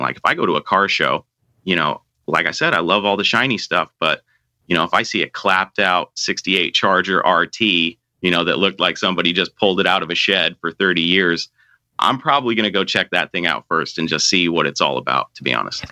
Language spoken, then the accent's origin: English; Seattle, Washington, United States; also born or lived in Marysville, Washington; I grew up in Seattle, Washington, and I currently live about 30 miles north in Marysville.